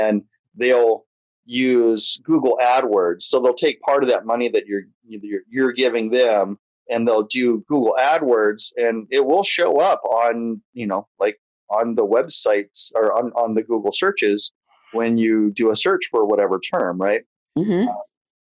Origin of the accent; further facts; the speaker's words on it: Imperial Beach, California, United States; also born or lived in Japan; I grew up in Imperial Beach here in San Diego